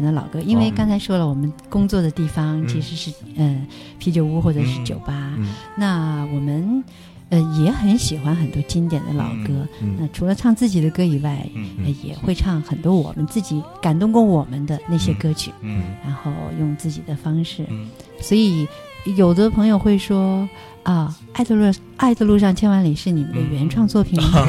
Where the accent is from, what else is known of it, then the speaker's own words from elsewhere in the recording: Jiangxi, China; 她人特别好，是我们江西人。